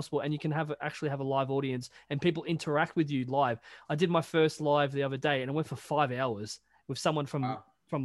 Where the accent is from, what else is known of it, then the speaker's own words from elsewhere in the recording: Australia; I'm Australian